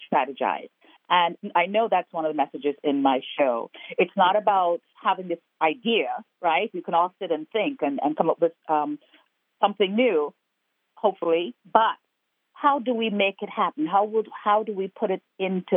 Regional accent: Guyana; moved away; also born or lived in Barbados (ancestry); I am originally from Guyana.

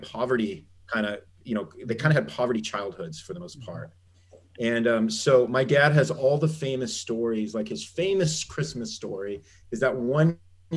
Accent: Southern California, United States; now in Ohio, United States; I grew up in Southern California. There were no seasons.

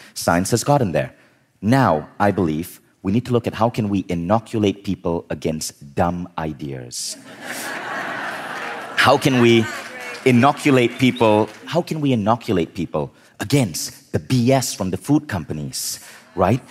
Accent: Malaysia; also born or lived in United States / New York / Berkeley; now in Kuala Lumpur, Malaysia; I was born in Malaysia

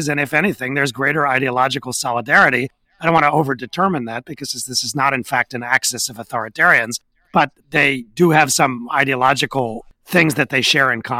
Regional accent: United States; Americans, I'm American, we're very simple people.

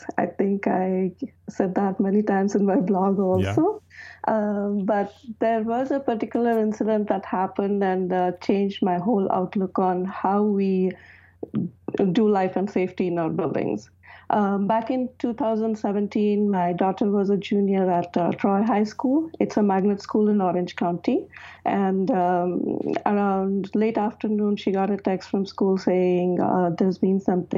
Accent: India; moved away as an adult; now in United States; I am an architect from India. I immigrated to America almost 20 years ago

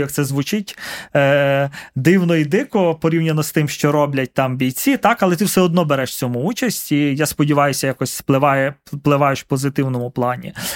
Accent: Carpathians, Ukraine; now in Kyiv, Ukraine; я з Карпат

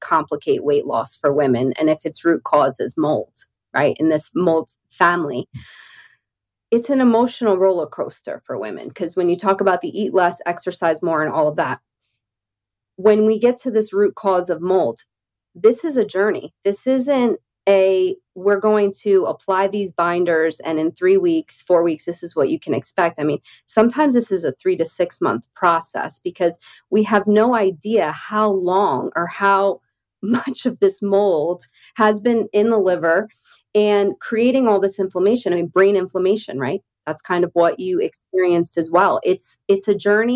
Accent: Northeast, United States; now in Deep South, United States; I grew up in the Northeast

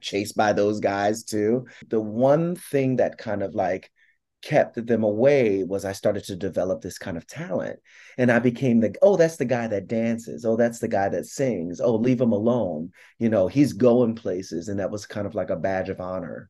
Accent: Philadelphia, Pennsylvania, United States; moved away as an adult; also born or lived in New York City; I'm from South Philadelphia, and you know, little black gay kid from the projects.

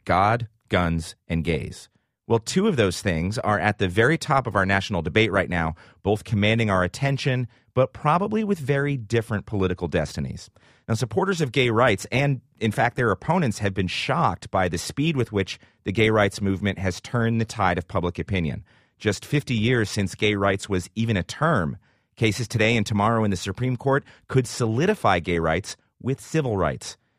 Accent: Washington, District of Columbia, United States; my hometown of the District of Columbia

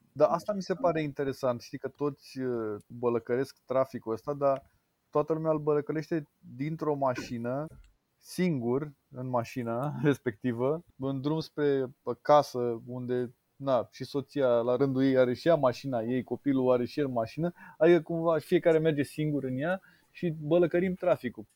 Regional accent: Bucharest, Romania; sunt bucureștean

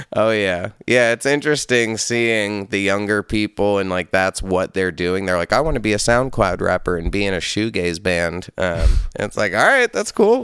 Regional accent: Hudson Valley, upstate New York, United States; also born or lived in Brooklyn, New York; I grew up in upstate New York. I grew up in the Hudson Valley near, like, Poughkeepsie in that scene in between that and Albany

